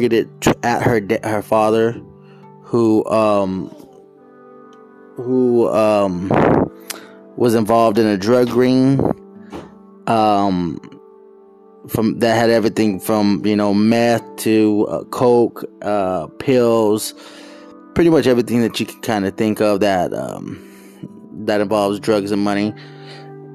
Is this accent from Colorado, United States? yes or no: no; Phoenix, Arizona, United States; moved away; I was born and raised in Phoenix, Arizona, in the Merivale section, 67th Avenue, Camelback